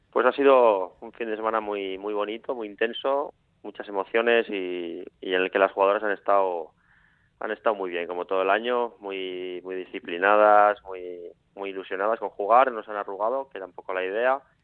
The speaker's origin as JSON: {"language": "Spanish", "town": "Villava", "region": "Navarre", "country": "Spain", "tie": "born or raised there", "said": "los que somos de Villava de toda la vida"}